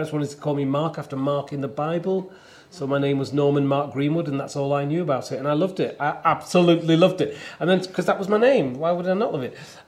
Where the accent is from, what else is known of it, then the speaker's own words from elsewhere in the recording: the north of England, United Kingdom; now in London, United Kingdom; I'm a northerner from the north of England. I live in London. I'm Ethiopian, I am British.